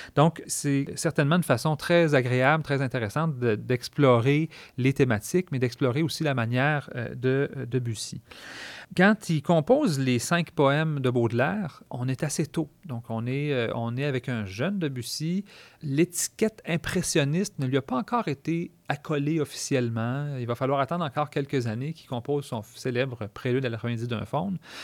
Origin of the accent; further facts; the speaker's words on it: Quebec, Canada